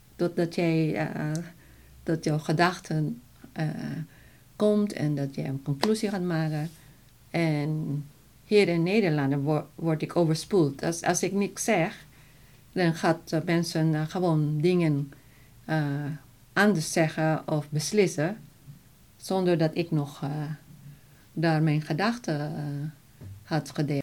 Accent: Philippines; Dutch is a second language; now in Netherlands; ik Filipijns ben

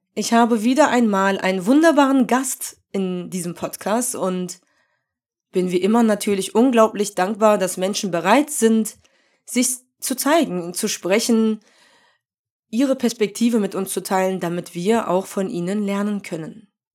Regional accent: Germany; ich identifiziere mich ja schon als Deutsche, weil ich hier geboren und aufgewachsen bin

